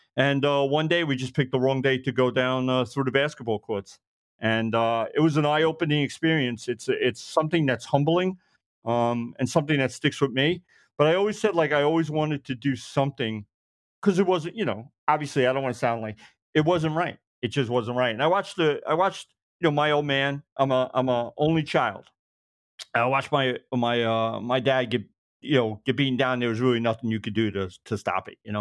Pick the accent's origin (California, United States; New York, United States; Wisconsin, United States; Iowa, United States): New York, United States; Brooklyn; moved away as an adult; now in Suffolk County, United States; I'm born and raised in Brooklyn, living out, uh, Suffolk County now